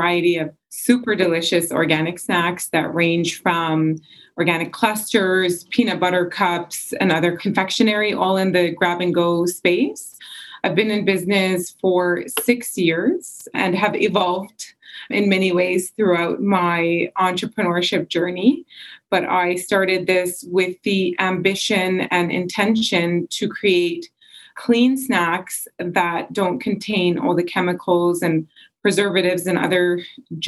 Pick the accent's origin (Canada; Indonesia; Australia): Canada; I grew up here. I had the mixture of both cultures, you know, Egyptian culture as well as Canadian culture